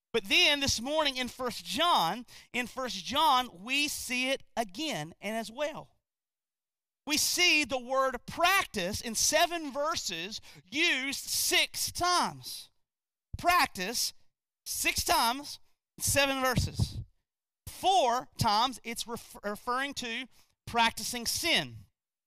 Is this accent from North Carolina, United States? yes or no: yes; North Carolina, United States; also born or lived in Gastonia, North Carolina; I'm from North Carolina too. I actually used to live in a place called Gastonia